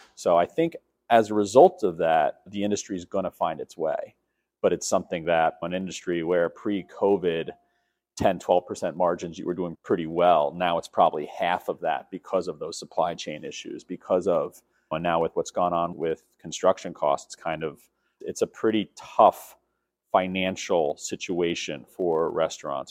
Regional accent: New York City, New York, United States; born and raised in New York City

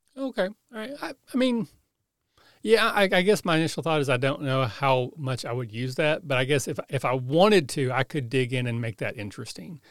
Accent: Southeast Kentucky, United States; I'm from Southeast Kentucky

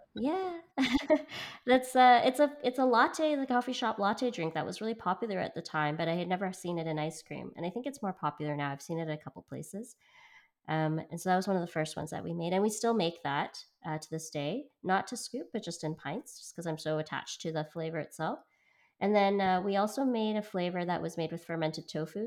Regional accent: Vancouver, British Columbia, Canada; moved away; also born or lived in Hong Kong; so I'm from Hong Kong and I grew up in Vancouver

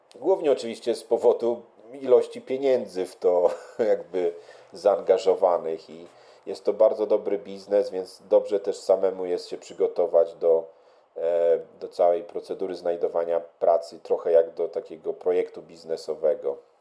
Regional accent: Lublin, Lublin Voivodeship, Poland; also born or lived in Warsaw, Poland; now in London, United Kingdom; ja pochodzę z Lublina, jak się przeprowadziłem do Warszawy

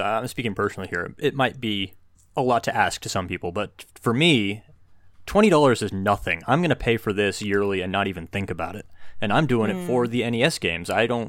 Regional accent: United States; No, I'm American.

